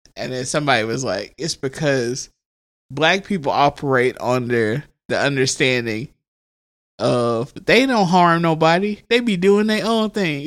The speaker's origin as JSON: {"language": "English", "region": "Mississippi", "country": "United States", "tie": "born or raised there", "said": "my home state, uh, Down South Blues, The Sip"}